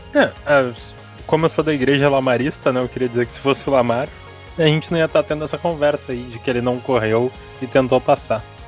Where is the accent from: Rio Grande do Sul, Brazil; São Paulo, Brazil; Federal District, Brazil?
Rio Grande do Sul, Brazil; eu sou gaúcho